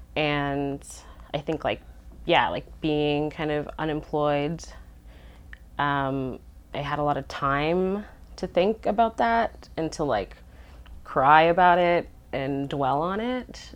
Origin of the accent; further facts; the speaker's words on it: Winnipeg, Manitoba, Canada; I'm from Winnipeg.